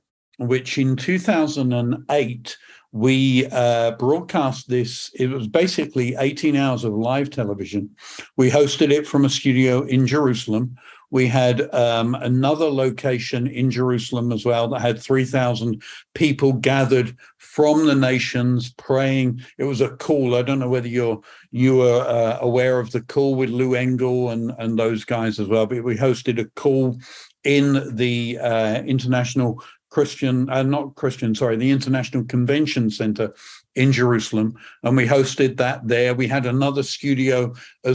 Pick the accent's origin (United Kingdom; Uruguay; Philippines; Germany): United Kingdom; England; accent: British; moved away as an adult; also born or lived in Northern California; now in Perth, United Kingdom; I'm not from Scotland originally, from usually my background is from England